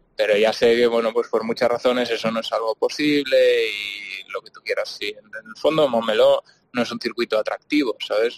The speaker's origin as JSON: {"language": "Spanish", "town": "Barcelona", "region": "Catalonia", "country": "Spain", "said": "yo soy de Barcelona"}